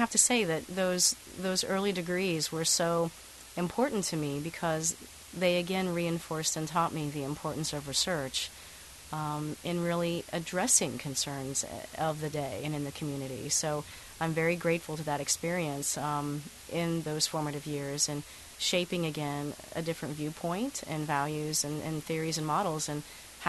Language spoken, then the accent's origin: English; Appalachia, United States; growing up in Appalachia and seeing this, the beautiful landscape that we have